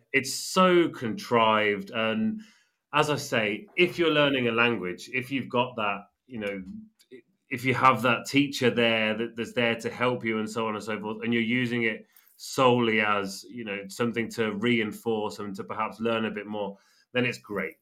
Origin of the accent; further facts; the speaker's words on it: England, United Kingdom; now in Spain; I'm English and she's living in Spain